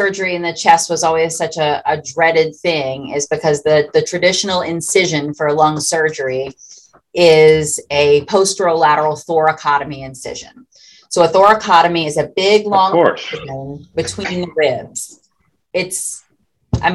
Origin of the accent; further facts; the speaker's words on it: Louisiana, United States; This is my hometown